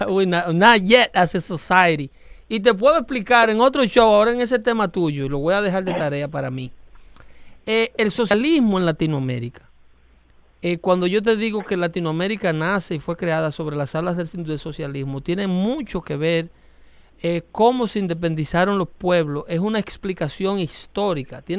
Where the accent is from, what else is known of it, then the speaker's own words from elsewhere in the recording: Mexico; Yo soy mexicano.